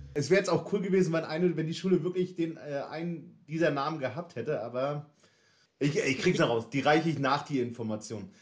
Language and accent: German; Northern Germany, Germany; accent: northern German; now in Leipzig, Germany; Die norddeutsche Zunge kommt hier, hier unten ganz gut an.